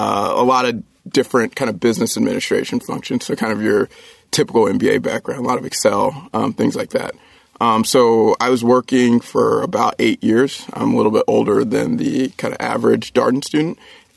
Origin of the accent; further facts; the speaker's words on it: Virginia, United States; born there; So I was born in Virginia. My dad was in the Air Force. We moved around a little bit.